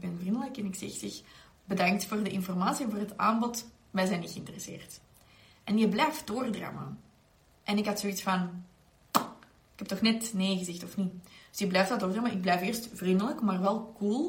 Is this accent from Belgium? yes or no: yes; Belgium; zeker als Belgen